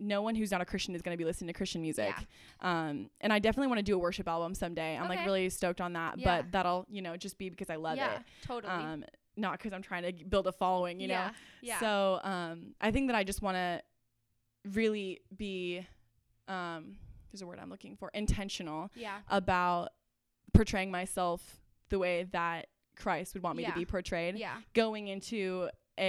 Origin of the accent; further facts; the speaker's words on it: California, United States; I'm from California, not Texas.